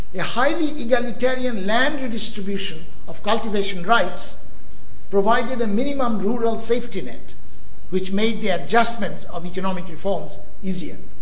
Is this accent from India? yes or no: yes; India; moved away; When I grew up in India